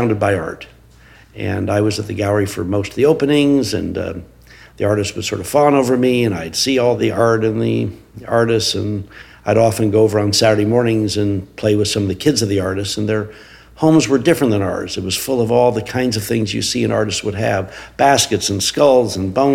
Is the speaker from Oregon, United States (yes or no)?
yes; Portland, Oregon, United States; I grew up in Portland, Oregon, where I still live.